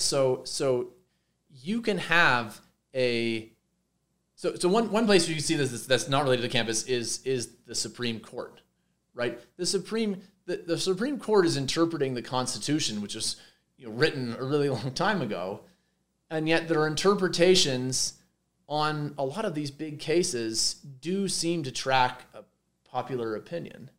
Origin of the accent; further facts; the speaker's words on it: Montreal, Quebec, Canada; moved away as an adult; also born or lived in Minnesota / Santa Barbara; now in Boulder, United States; I'm, I'm, Canadian. I grew up in Montreal.